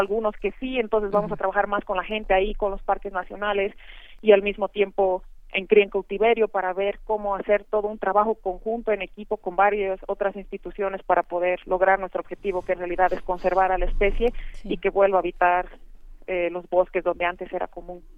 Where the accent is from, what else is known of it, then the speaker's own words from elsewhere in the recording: Bolivia; toda la diversidad que tenemos, ¿no? Bolivia es un país diverso